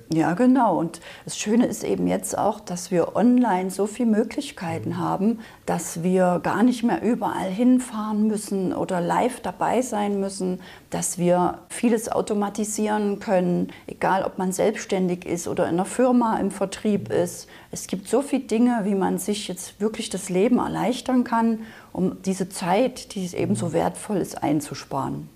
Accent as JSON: {"language": "German", "region": "Saxony", "country": "Germany", "also_born_or_lived": "Berlin", "moved": "yes", "said": "Also ich bin ursprünglich aus Sachsen, das hört man vielleicht noch so ein bisschen"}